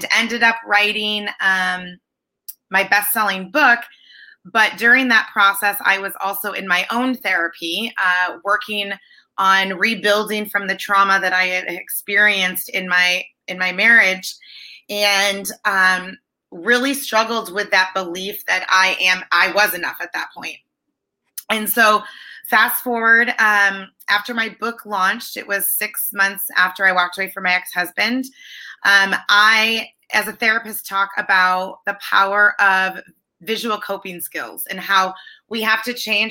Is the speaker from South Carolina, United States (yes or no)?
no; Michigan, United States; moved away as an adult; also born or lived in California; now in San Diego, United States; I'm originally from Michigan